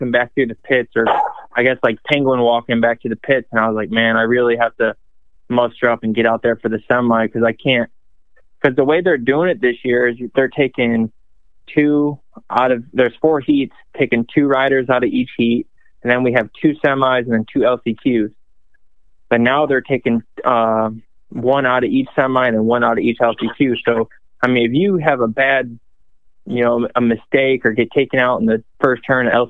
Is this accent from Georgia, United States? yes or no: no; Western New York, United States; now in South Carolina, United States; I'm originally from Western New York.